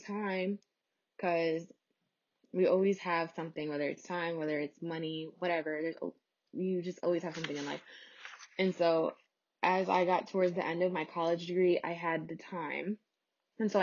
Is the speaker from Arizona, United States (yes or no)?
no; New York, United States; I'm from New York